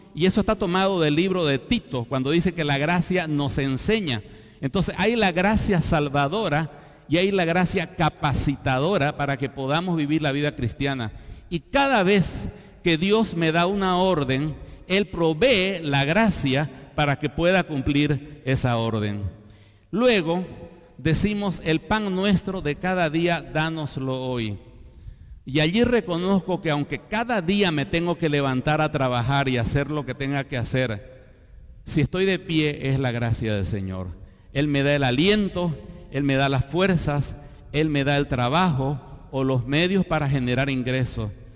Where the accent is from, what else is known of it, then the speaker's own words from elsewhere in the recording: Bolivia; Soy boliviano por el nacimiento natural